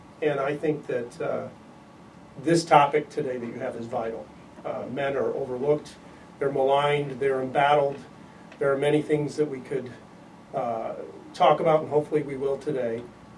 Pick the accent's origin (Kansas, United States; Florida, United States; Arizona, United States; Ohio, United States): Arizona, United States; moved away as an adult; now in Illinois, United States; I grew up in Arizona